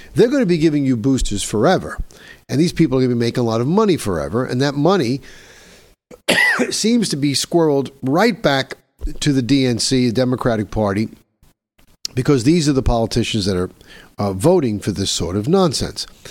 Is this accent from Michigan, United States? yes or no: no; New York City, New York, United States; my hometown of New York City